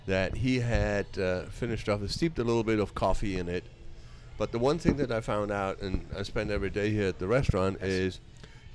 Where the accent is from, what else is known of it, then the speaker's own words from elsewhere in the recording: northeastern Bavaria, Germany; moved away as an adult; also born or lived in Key West / New York; now in United States; in the northeastern part of Bavaria, where I'm from